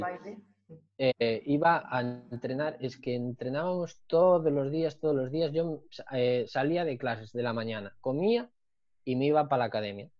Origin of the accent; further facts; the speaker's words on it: Narón, Galicia, Spain; moved away as an adult; also born or lived in Santiago de Compostela / O Grove; now in Pontevedra, Spain; yo soy de, de Narón